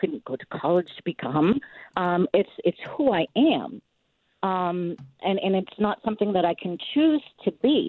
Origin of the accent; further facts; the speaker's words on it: Odanak, Quebec, Canada; now in Unity, United States; I'm Abenaki. I'm from Odenak. And, you know, I was born Native